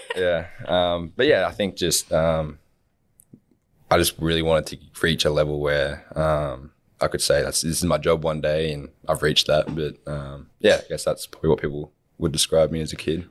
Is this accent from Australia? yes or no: yes; Wollongong, New South Wales, Australia; growing up in Wollongong